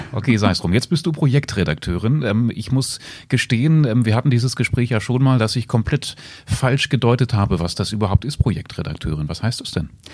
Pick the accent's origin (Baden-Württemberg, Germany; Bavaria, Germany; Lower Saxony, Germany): Lower Saxony, Germany; Salzgitter; die Salzgitter Zeitung in meiner Heimat